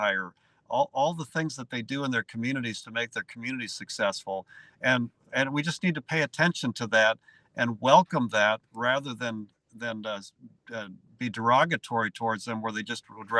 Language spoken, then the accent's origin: English; Virginia, Minnesota, United States; I'm from Virginia, Minnesota, on the range